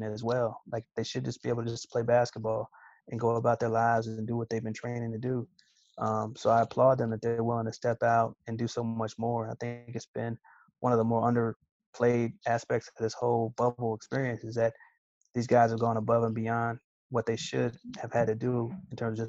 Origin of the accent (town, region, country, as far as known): Kansas City, Missouri, United States; born or raised there